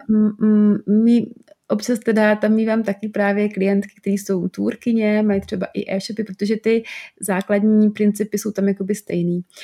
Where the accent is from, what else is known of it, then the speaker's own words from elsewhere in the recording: South Moravian Region, Czechia; já třeba jsem z Moravy, z Jižní Moravy a záměrně používám nějaký slova občas